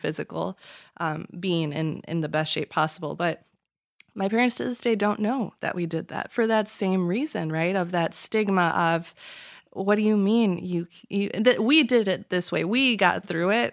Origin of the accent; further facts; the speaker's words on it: Chicago, Illinois, United States; born and raised in the Chicagoland area